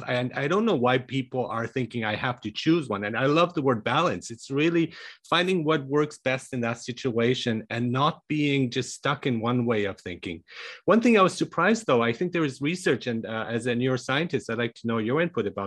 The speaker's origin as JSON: {"language": "English", "country": "Iran", "tie": "born or raised there", "moved": "yes", "said": "I was born in Iran, I speak five languages"}